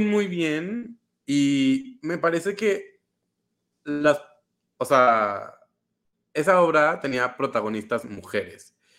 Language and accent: Spanish; Querétaro, Mexico; soy de Querétaro